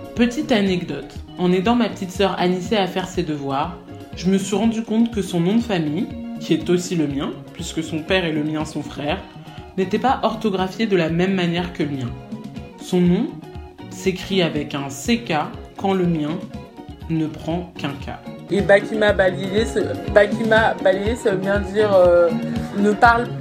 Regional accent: France; J'ai 22 ans, j'ai grandi en France mais toute ma famille est originaire du Congo-Brazzaville.

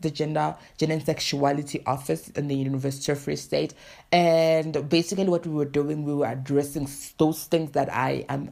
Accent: South Africa; I am from South Africa.

